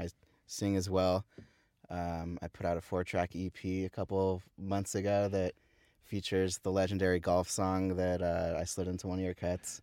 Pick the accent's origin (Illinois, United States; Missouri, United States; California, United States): California, United States; Thousand Oaks; I grew up in Thousand Oaks, just down the freeway, five minutes from here.